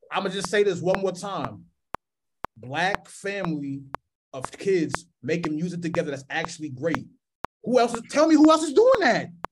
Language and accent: English; East Coast, United States; now in Minneapolis, United States; I'm from the East Coast, I've been here for a minute